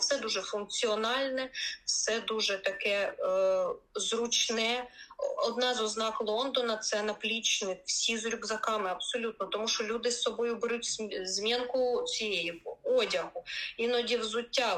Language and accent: Ukrainian; Kyiv, Ukraine; moved away as an adult; now in London, United Kingdom; я народилася і виросла в Києві